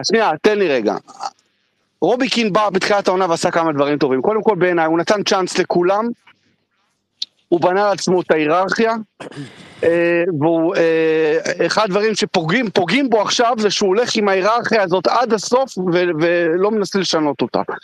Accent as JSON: {"language": "Hebrew", "country": "Israel", "said": "אנחנו ישראלים הרבה יותר בוטים"}